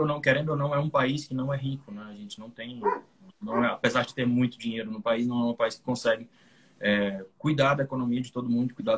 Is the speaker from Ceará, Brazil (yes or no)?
yes; Fortaleza, Ceará, Brazil; Eu sou do Ceará, Fortaleza, aqui no Brasil